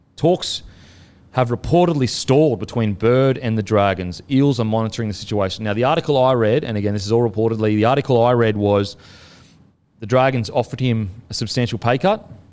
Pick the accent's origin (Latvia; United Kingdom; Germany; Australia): Australia; Queensland; being a Queenslander myself. Um, you know, I, I, being a Queenslander growing up there, I have a connection to it